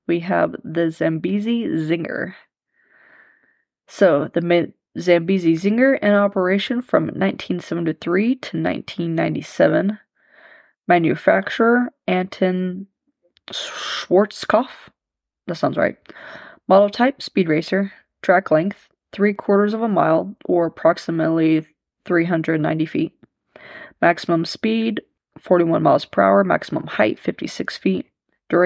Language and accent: English; Leavenworth, Kansas, United States; downtown Leavenworth, my hometown